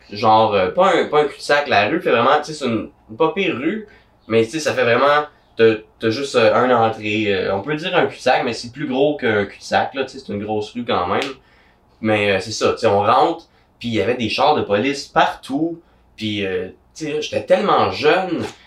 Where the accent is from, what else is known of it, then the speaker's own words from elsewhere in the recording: Gatineau, Quebec, Canada; je viens de Gatineau